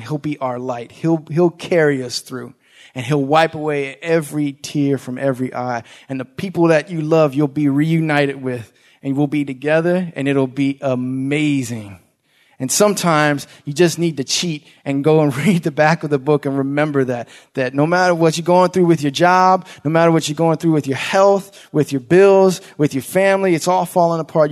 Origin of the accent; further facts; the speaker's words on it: Langley Park, Maryland, United States; growing up in Langley Park